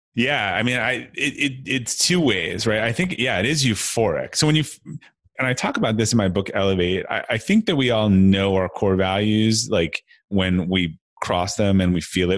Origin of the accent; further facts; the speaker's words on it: Brookline, Massachusetts, United States; I grew up outside of uh, Boston, uh, Massachusetts, in a, in a town called uh, Brookline